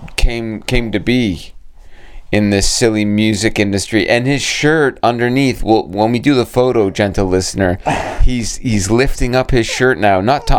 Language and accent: English; Brampton, Ontario, Canada; you know damn well where I'm from, Brampton, Ontario, the home of culture herself.